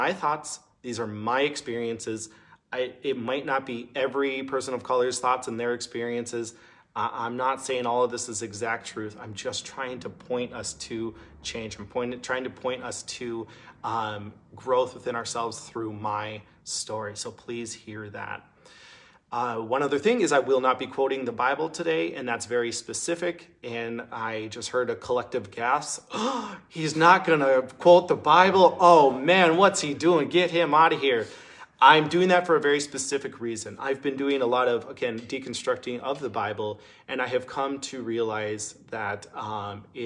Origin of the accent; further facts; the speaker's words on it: Minneapolis, Minnesota, United States; moved away as an adult; now in Duluth, United States; I grew up in Minneapolis